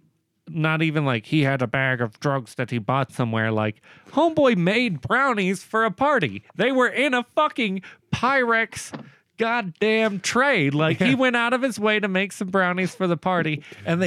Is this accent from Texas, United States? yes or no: yes; Woodson, Texas, United States; moved away; Woodson, Texas. My hometown originally.